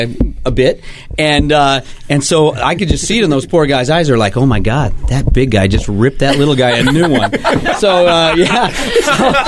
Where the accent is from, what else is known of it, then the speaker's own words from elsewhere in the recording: Cottage Grove, Oregon, United States; I grew up in Cottage Grove, Oregon, outside of Cottage Grove, actually, in a little town called Dorena